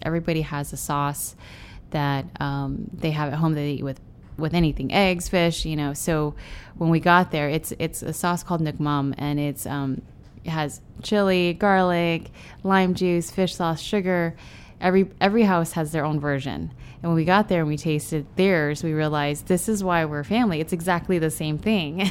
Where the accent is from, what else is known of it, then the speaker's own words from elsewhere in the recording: Denver, Colorado, United States; also born or lived in San Francisco, California; now in Austin, United States; By the time I was about to start school in kindergarten is when they decided to move to Denver